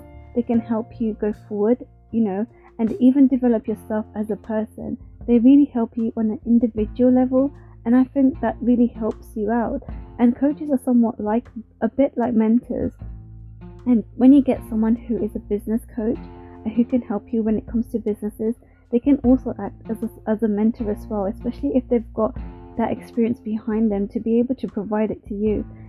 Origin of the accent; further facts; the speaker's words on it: India; because as a woman, especially being Indian, I would have never thought that I would enjoy actually working in a male-dominated industry.